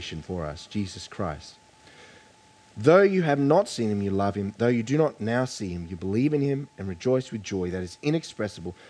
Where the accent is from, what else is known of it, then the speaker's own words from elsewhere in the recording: Queensland, Australia; I grew up in Queensland